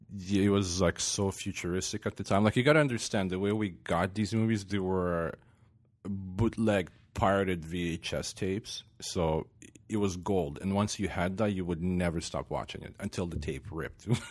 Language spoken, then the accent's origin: English; Sumy, Sumy Oblast, Ukraine; moved away; I'm from eastern Ukraine, born and raised